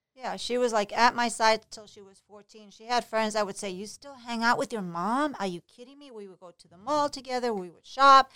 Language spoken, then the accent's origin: English; Puerto Rico; moved away as an adult; also born or lived in New York City, United States; now in Florida, United States; I was born in New York City, but I was raised in Puerto Rico, so I went to a private high school, private college in Puerto Rico